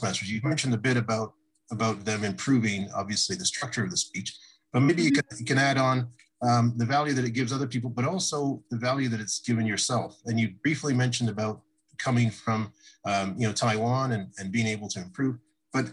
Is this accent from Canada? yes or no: yes; Canada; Canada, which is where I'm from